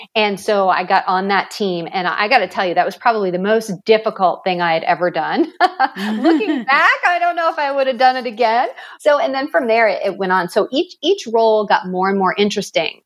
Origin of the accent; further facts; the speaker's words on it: Maine, United States; I grew up in Maine, small town. It was a paper mill town